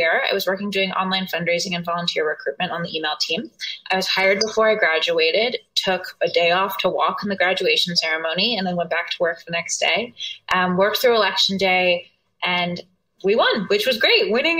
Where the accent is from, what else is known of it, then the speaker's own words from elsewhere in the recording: Northern Virginia, United States; also born or lived in Chicago; So I was born and raised in Northern Virginia, right outside DC.